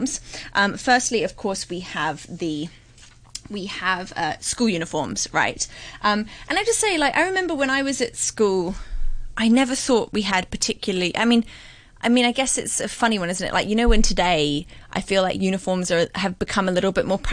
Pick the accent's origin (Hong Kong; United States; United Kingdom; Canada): Hong Kong; I was brought up in Hong Kong.